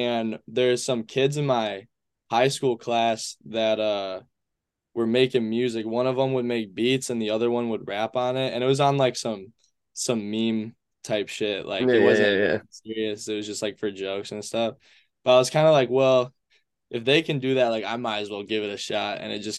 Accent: Traverse City, Michigan, United States; also born or lived in Grand Rapids; Spent a little time there, and then I spent a lot of my time in Traverse City, Michigan.

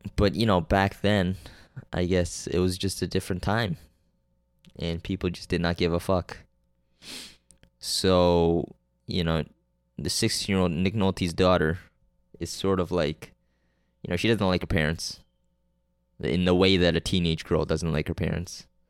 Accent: Canada; also born or lived in Korea; I'm fucking Korean. And Canadian.

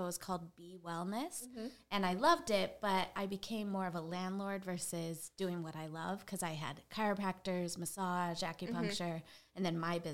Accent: San Diego, California, United States; moved away as an adult; now in Georgia, United States; I am from San Diego, California originally. I live in Georgia now since 07

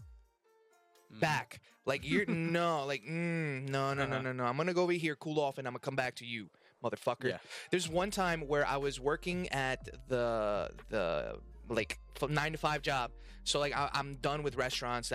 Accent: Mexico; moved away; I come from Mexico

